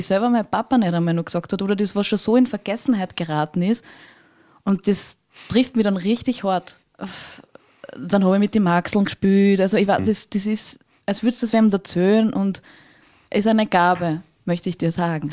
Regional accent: Tulln District, Lower Austria, Austria; ich komme aus dem Bezirk Tulln

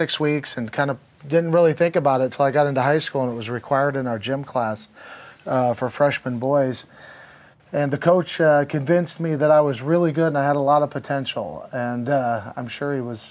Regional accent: Clackamas, Oregon, United States; also born or lived in Lincoln, Nebraska; I ended up going to a community college that was in my hometown. Mm-hmm. Clackamas Community College

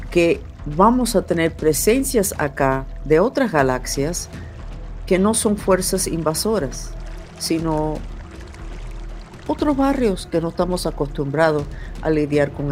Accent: Germany; born there; Nací en Alemania después de la Segunda Guerra Mundial

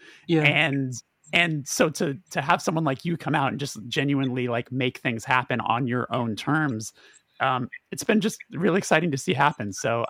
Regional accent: Burbank, California, United States; I'm born and raised in Burbank, California.

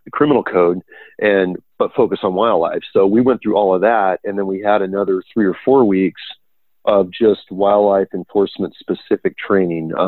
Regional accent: Silicon Valley, California, United States; also born or lived in Temecula, California; I'm from the Silicon Valley. We got state parks here. We got private ranches, and I had grown up in this environment.

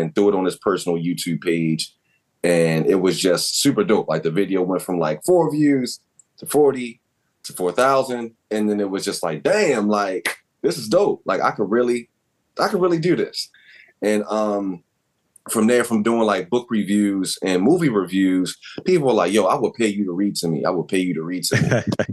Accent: Baltimore, Maryland, United States; grew up in Northeast Baltimore

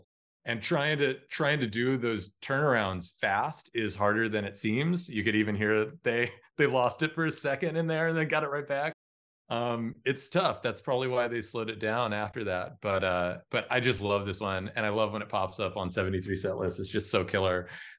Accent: Los Angeles, California, United States; I'm from Los Angeles and I'm out in the desert

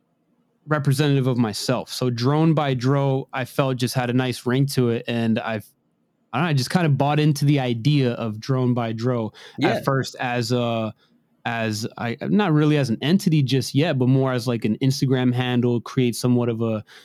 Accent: Maryland, United States; I live in Rockville, Maryland. I'm from, I'm right from around the Washington, D.C. metro area, although heavily regulated. I like it out here. It's nice.

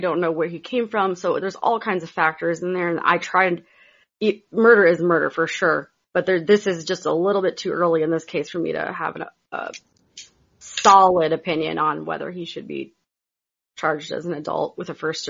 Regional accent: Michigan, United States; moved away; also born or lived in Florida; we lived on 50 acres when I was born in Michigan.

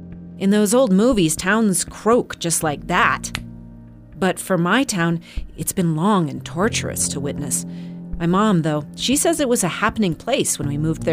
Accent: Walden, Colorado, United States; moved away; the story of my own hometown, Walden, Colorado.

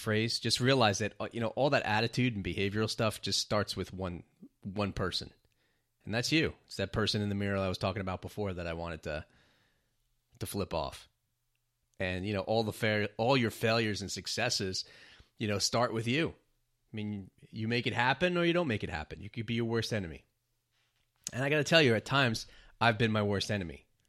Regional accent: New York, United States; what a privilege it is to be growing up in New York, because New York is really just kind of a special city.

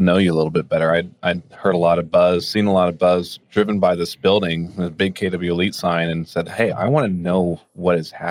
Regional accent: Austin, Texas, United States; moved away as an adult; also born or lived in Australia; I was raised in Austin, Texas

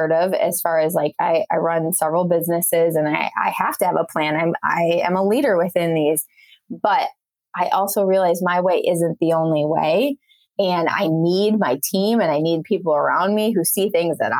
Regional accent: Wisconsin, United States; moved away as an adult; the last place I thought I was going to live was my hometown back in Wisconsin

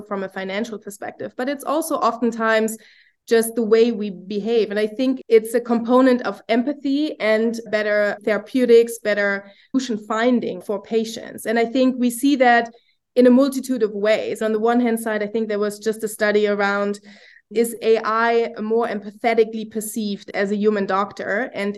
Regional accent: Germany; now in United States; I'm from Germany

